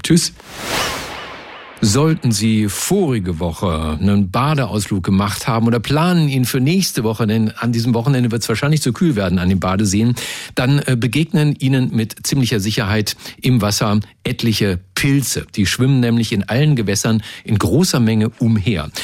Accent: Lower Saxony, Germany; now in Berlin, Germany; Aus Niedersachsen, aus meiner, meiner alten Heimat

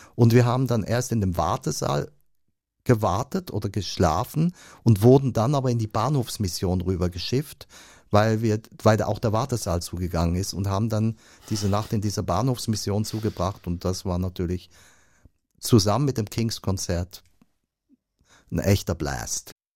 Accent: Switzerland; Ich komme aus der Schweiz, ich tue mich schwer mit dem Deutsch.

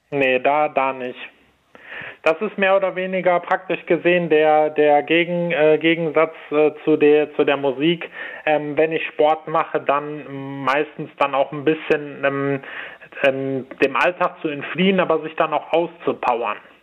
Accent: Cologne, North Rhine-Westphalia, Germany; Ich komme ja aus Köln

